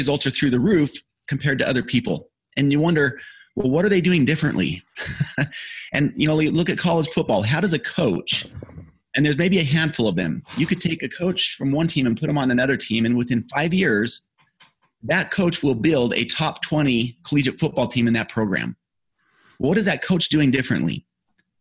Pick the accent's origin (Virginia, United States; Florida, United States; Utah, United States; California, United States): Utah, United States; I grew up in Utah